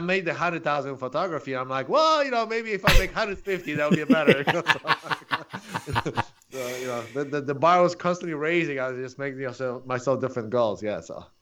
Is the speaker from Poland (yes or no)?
yes; Poland; English is a second language; moved away as an adult; also born or lived in Chicago / San Diego; now in Orange County, United States; I'm originally from Poland